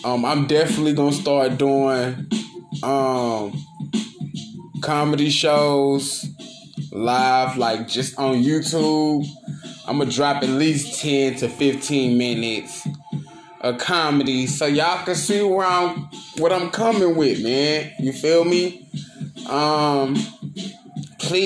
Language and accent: English; Dallas, Texas, United States; I'm from Dallas and that is Texas.